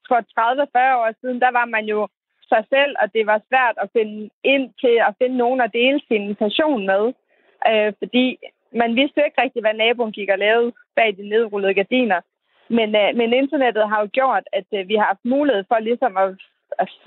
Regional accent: Terndrup, North Denmark Region, Denmark; jeg kommer fra Tørndrup, som er 20 minutters kørsel fra Skørping

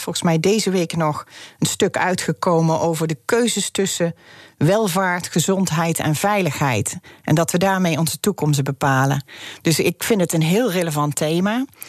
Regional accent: Netherlands; wij als Nederlanders

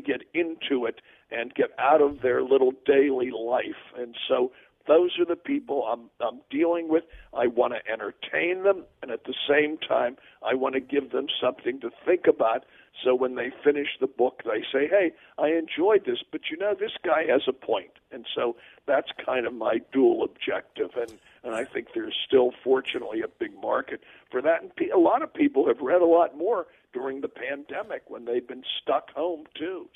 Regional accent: United States; I'm a very patriotic, loyal American.

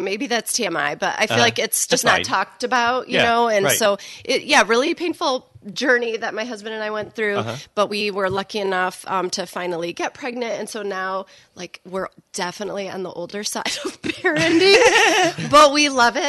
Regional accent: Portage, Michigan, United States; also born or lived in Douglas, Michigan; So born and raised in Portage.

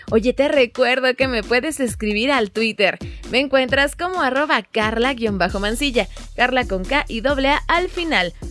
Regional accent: Mexico

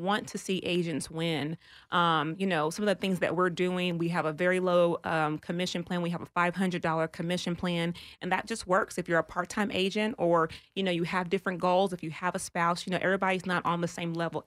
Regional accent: Texas, United States; I'm from Texas

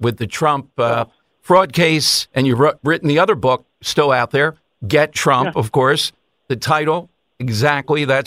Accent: Philadelphia, Pennsylvania, United States; growing up in South Philly

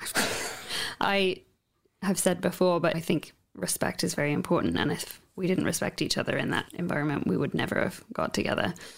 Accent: United Kingdom; moved away as an adult; now in Ucluelet, Canada; I'm half English, half Welsh, and I grew up on the Welsh borders in the countryside there

